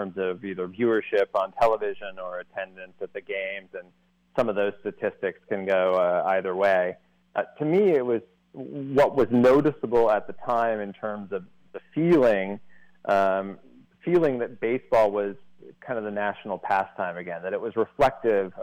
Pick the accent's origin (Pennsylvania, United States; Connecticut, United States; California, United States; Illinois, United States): Illinois, United States; Edwardsville; moved away as an adult; now in Los Angeles, United States; I grew up just outside of St. Louis, Edwardsville, Illinois, just over the river